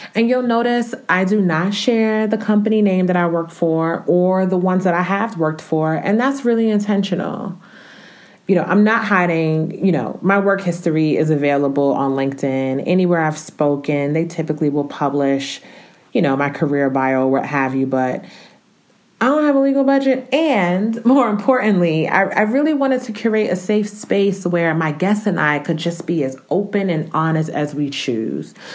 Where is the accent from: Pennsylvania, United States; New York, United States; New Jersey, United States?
New Jersey, United States; Newark; moved away as an adult; also born or lived in Romania; now in Atlanta, United States; I'm originally from Newark, New Jersey